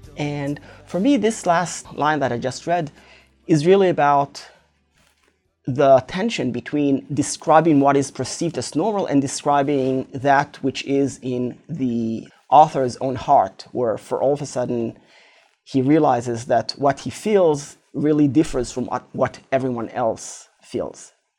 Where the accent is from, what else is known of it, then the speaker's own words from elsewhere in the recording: Israel; And one very particular thing there is that growing up in Israel, the military service, so to speak, is always in the back of one's mind